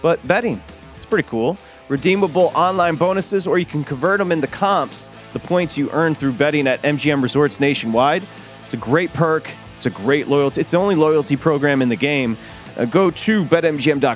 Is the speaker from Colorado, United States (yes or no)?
no; Michigan, United States; moved away; growing up in Michigan